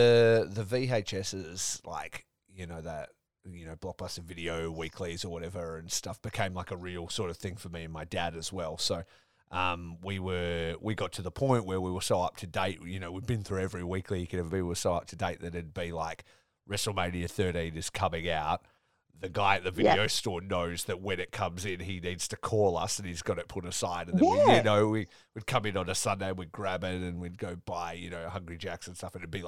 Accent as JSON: {"language": "English", "town": "Geraldton", "region": "Western Australia", "country": "Australia", "tie": "born or raised there", "said": "So I grew up in Geraldton, and my auntie lived in Perth"}